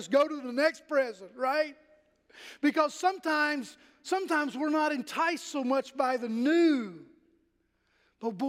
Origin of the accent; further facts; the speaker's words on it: Pennington Gap, Virginia, United States; moved away; when I was in elementary school in Pennington Gap, Virginia, my hometown